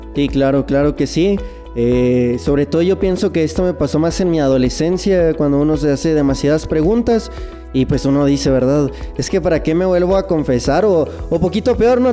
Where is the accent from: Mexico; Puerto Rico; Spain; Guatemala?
Mexico; Chihuahua; accent: norteño; soy de Ciudad meoki Chihuahua